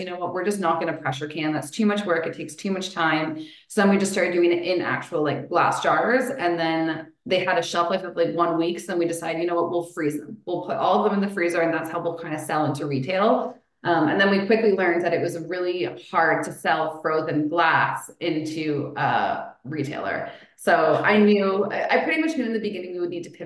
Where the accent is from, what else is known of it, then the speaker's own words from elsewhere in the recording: Elora, Ontario, Canada; I grew up in Alora